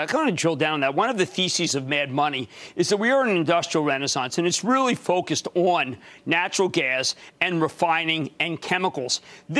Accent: Philadelphia, Pennsylvania, United States; moved away; my hometown of Philadelphia

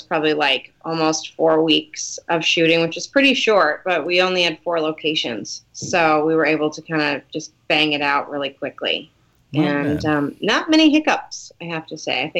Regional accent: Detroit, Michigan, United States; moved away; I'm originally from Detroit, so the suburbs of Detroit

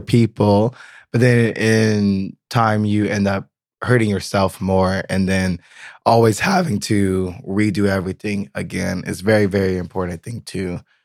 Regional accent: United States; now in Berlin, Germany; I'm very American

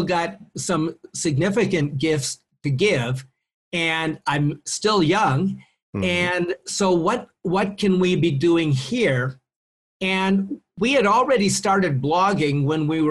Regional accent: Maplewood, Minnesota, United States; moved away as an adult; also born or lived in Iowa; now in Mexico; I grew up in Minnesota.

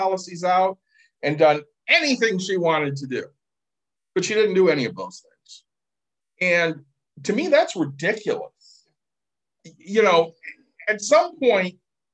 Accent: Plainwell, Michigan, United States; the house I grew up in Plainwell

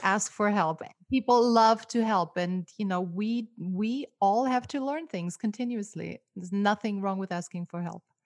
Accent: Austria; first language German; English is a second language; moved away as an adult; now in Los Angeles, United States; I grew up in Austria, so my native tongue is, uh, German.

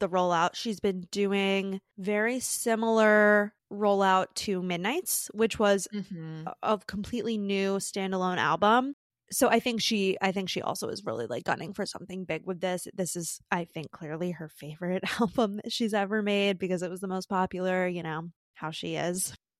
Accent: United States; Yeah, we're so American.

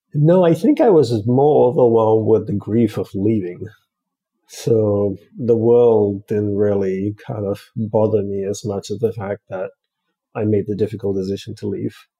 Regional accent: Australia; also born or lived in Hawaii / Los Angeles; now in United States; I grew up in Australia.

